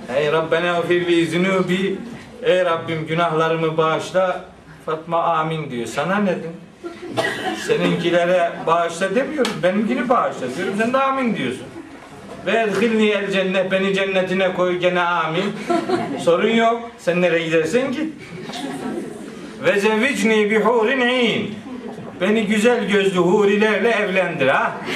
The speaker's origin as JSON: {"language": "Turkish", "region": "Black Sea Region", "country": "Turkey", "said": "bizim oranın ağzıyla"}